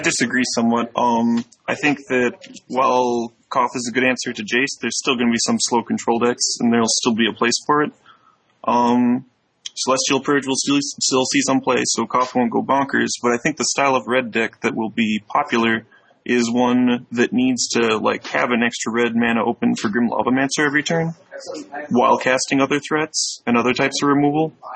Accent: Chicago, Illinois, United States; stay in my hometown and en- enjoy the place here

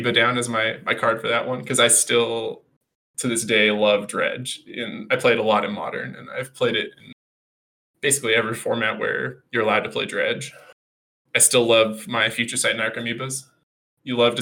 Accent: San Diego, California, United States; I'm from San Diego, so I've played a lot in California over the last, I don't know, 2 decades

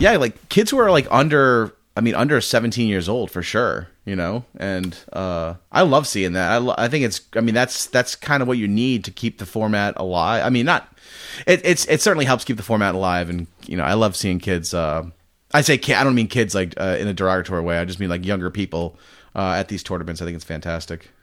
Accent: Rhode Island, United States; now in Massachusetts, United States; I grew up in Rhode Island and live in Mass

